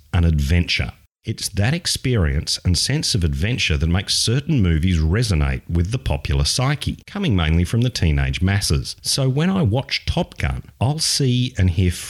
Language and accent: English; Australia; as an Australian